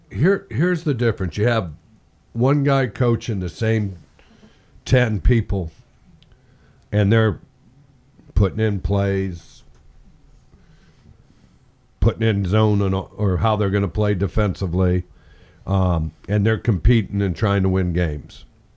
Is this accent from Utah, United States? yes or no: no; Indiana, United States; how I grew up in Indiana